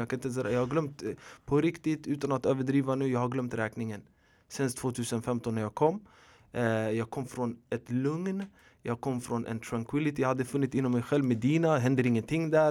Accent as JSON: {"language": "Swedish", "town": "Stockholm", "region": "Stockholm County", "country": "Sweden", "tie": "born or raised there", "also_born_or_lived": "Rinkeby / Tensta / Hjulsta", "said": "jag är född och uppvuxen i förorten i Husby mestadels. Även i Rinkeby, Tensta och Hjulsta."}